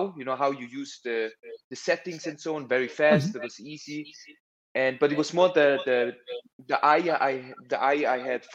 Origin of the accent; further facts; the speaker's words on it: Bern, Switzerland; also born or lived in Zurich; I went to the boarding school in Bern